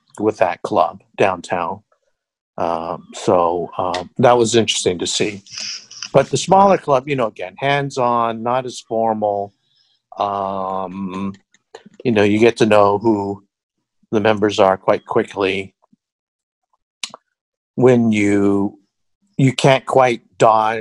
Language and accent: English; Seattle, Washington, United States; moved away as an adult; I came back to Seattle, because my father was ill, and because that was my hometown